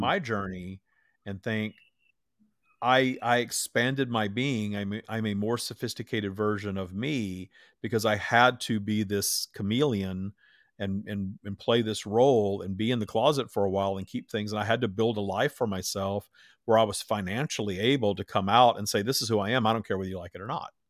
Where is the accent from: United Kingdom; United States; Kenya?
United States; Minden, Louisiana; I grew up in Minden, Louisiana, Bible, as Bible Belt as it gets